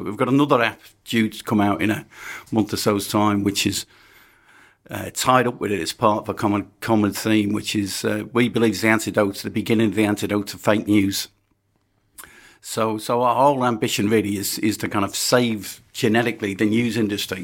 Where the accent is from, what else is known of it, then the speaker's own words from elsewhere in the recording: Birkenhead, North West England, United Kingdom; I was born in Birkenhead